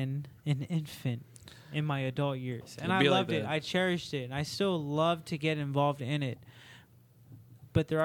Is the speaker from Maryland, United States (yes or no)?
yes; Maryland, United States; born and raised in Maryland